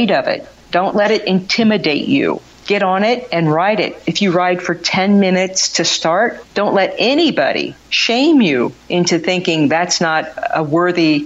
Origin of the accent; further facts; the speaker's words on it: Kansas, United States; now in Philadelphia area, United States; I grew up in Kansas, and so I never had Scrapple as a kid.